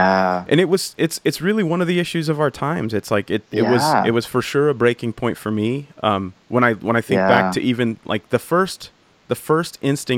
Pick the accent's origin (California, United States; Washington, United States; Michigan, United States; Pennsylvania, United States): California, United States; I'm from California